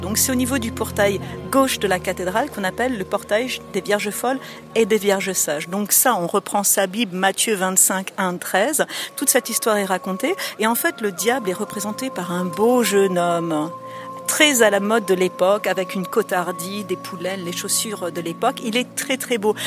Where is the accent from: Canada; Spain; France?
France; Strasbourg, Grand Est; Je suis née à Strasbourg et ça fait plus de 22 ans, 23 ans que je suis guide à Strasbourg